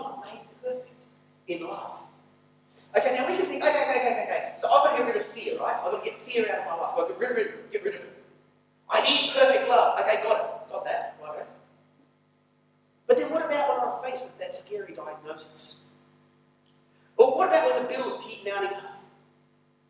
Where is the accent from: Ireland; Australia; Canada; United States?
Australia; moved away as an adult; now in Mongolia; when I was growing up in Australia